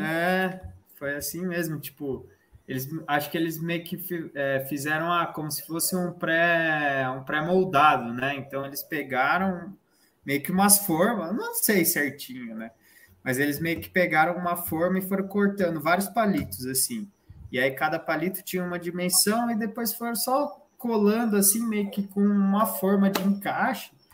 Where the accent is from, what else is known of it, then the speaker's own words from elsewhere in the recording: São Paulo, Brazil; a gente é de São Paulo